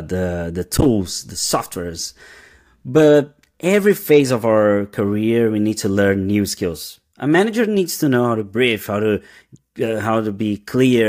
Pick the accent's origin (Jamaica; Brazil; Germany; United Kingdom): Brazil; English is a second language; moved away as an adult; also born or lived in São Paulo, Brazil; now in New York City, United States; we moved from Brazil. We just arrived in the US.